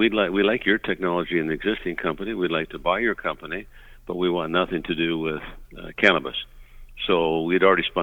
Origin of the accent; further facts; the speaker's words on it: Vancouver, British Columbia, Canada; now in Las Vegas, United States; I'm originally from the Vancouver area, but live in Las Vegas here